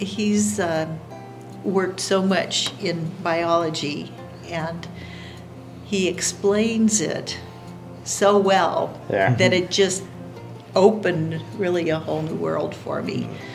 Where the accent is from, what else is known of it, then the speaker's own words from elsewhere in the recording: India; Well, I grew up in India as a Mish kid.